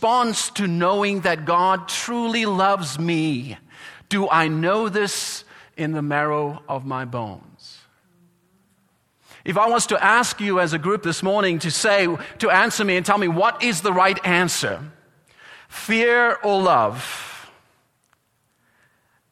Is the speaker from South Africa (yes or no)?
yes; South Africa; accent: South African; My accent came through there.